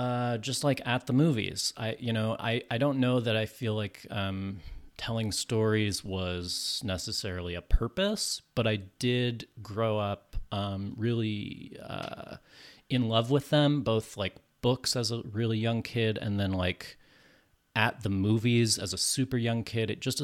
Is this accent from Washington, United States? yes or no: no; California, United States; also born or lived in New York; I'm from California. Lived in New York for a long time.